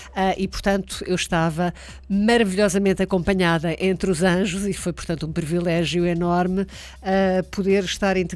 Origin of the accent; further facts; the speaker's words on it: Angola; pois eu também sou de Angola